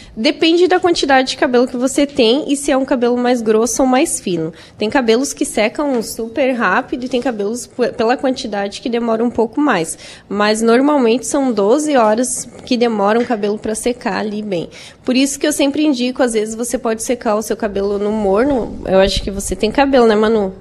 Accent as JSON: {"language": "Portuguese", "town": "Araranguá", "region": "Santa Catarina", "country": "Brazil", "said": "eu sou de Araranguá, né? Eu moro lá"}